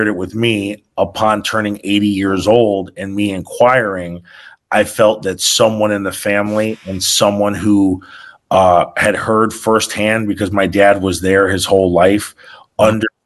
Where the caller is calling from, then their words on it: Switzerland; I'm actually live from Switzerland right now.